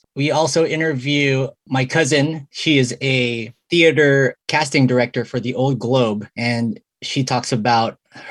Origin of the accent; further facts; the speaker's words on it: San Diego, California, United States; many of us Filipino Americans, like me and Rio, we grew up here in San Diego trying to find a connection to our heritage.